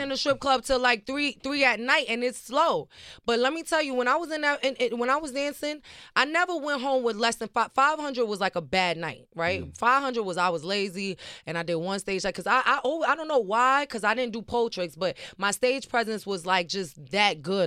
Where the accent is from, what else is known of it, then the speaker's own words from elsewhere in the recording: New York City, New York, United States; I'm from the Bronx, New York, born and raised, Patterson Projects